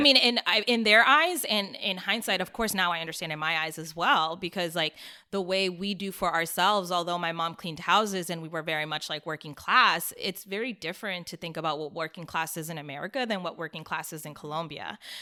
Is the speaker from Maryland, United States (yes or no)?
yes; Silver Spring, Maryland, United States; moved away as an adult; also born or lived in Washington, D.C. / Miami; I grew up in Silver Spring, Maryland